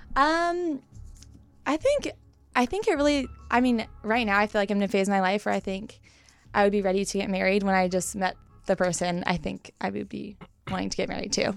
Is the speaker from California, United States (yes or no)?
yes; Carlsbad, California, United States; I was born and raised in San Diego, um, North County, Carlsbad.